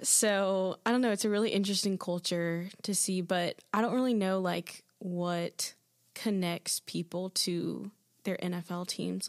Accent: Athens, Georgia, United States; moved away as an adult; now in Birmingham, United States; am from Athens, Georgia

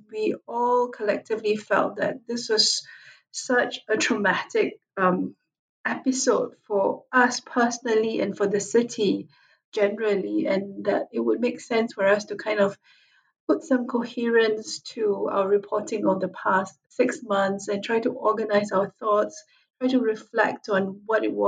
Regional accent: Singapore; moved away as an adult; now in Hong Kong; I was originally from Singapore.

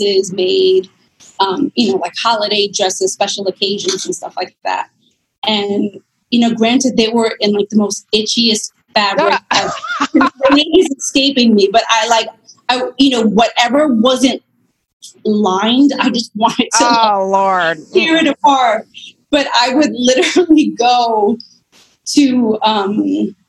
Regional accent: New York, United States; also born or lived in Bronx; born in New York. Both of my parents were born in Puerto Rico and met stateside. And we moved around like a handful of times, and it was mostly like Queens and Long Island

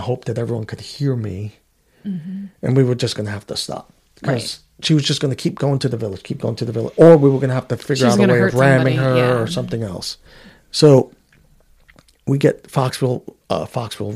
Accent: New York City, New York, United States; moved away; I grew up in Queens, New York. In Woodhaven, I lived in the Wyckoff apartments

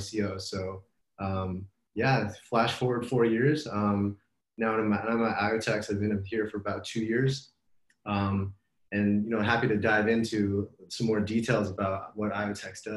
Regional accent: Los Angeles, California, United States; moved away as an adult; also born or lived in New York; now in Bay Area, United States; I grew up in Los Angeles, went to school

